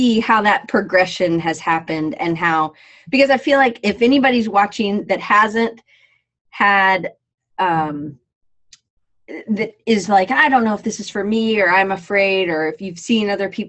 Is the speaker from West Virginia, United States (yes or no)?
no; Atlanta, Georgia, United States; They would say I sound like a Yankee, even though I grew up in Atlanta.